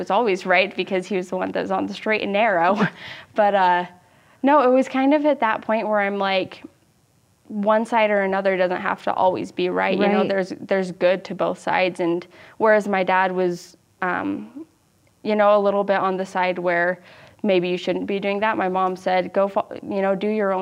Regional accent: Utah Valley, United States; growing up in Utah Valley is kind of weird

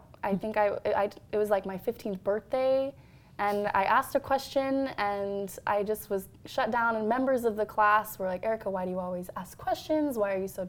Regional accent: Salt Lake City, Utah, United States; I'm from Salt Lake City, so I'm predominantly Latter-day Saint environment, big wards

